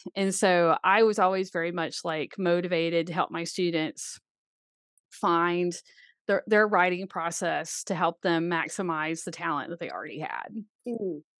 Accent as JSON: {"language": "English", "town": "Birmingham", "region": "Alabama", "country": "United States", "tie": "born or raised there", "said": "I grew up in Birmingham, Alabama. I never touched a horse until I was 15"}